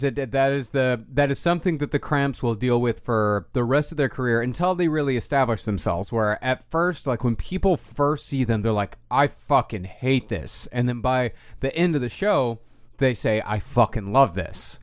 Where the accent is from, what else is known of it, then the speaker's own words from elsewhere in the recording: Texas, United States; all of us Texans growing up